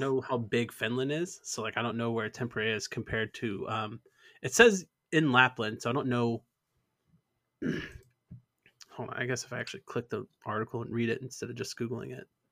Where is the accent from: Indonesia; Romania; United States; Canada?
Canada; moved away; also born or lived in Alberta; I'm still Canadian